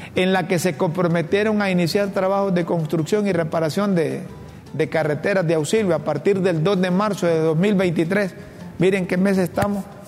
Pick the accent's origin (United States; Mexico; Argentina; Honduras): Honduras; como hondureño, como hondureño